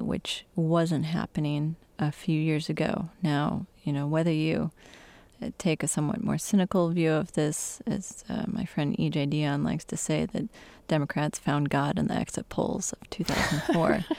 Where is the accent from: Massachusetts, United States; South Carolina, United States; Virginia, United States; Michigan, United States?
Michigan, United States; my home state in Michigan